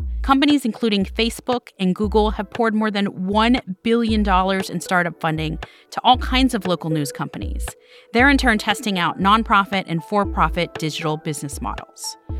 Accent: Miami, Florida, United States; I got my start in local news at my hometown paper, the Miami Herald.

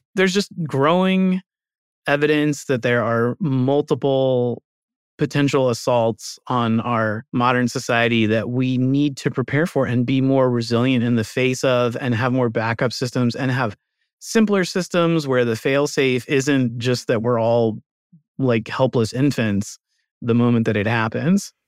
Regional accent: United States; as an American

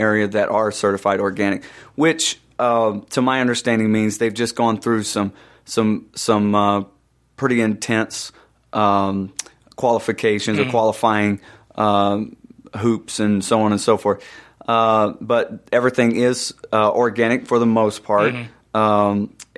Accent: Atlanta, Georgia, United States; We were from Atlanta.

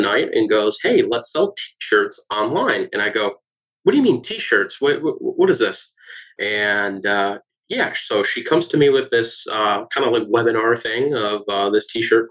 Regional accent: Michigan, United States; also born or lived in Detroit, Michigan; now in Tampa, United States; Was originally from Michigan

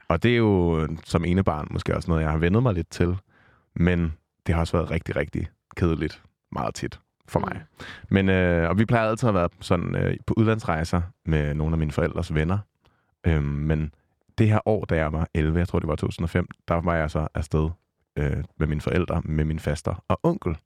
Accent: Vordingborg, Zealand, Denmark; med mine forældre hjemme i Vordingborg, hvor jeg kommer fra

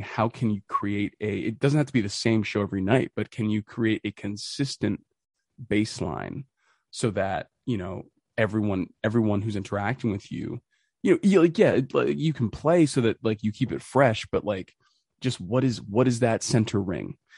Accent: Boston, Massachusetts, United States; I'm from Boston

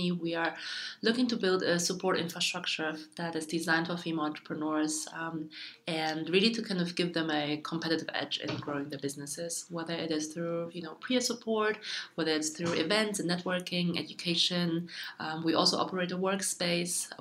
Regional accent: Germany; also born or lived in China; My family moved to Germany when I was 6 years old, so I got all my education in Germany

